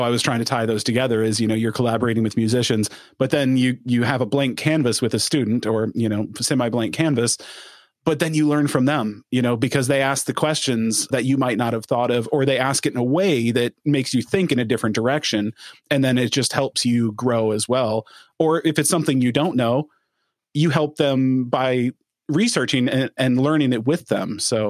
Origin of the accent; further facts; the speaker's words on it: Minnesota, United States; when you're in Moorhead, Minnesota, which that's my home state.